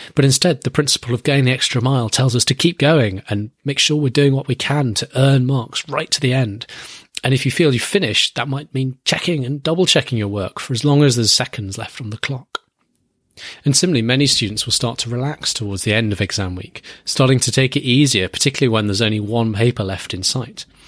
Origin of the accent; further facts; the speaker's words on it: United Kingdom; my home country, Great Britain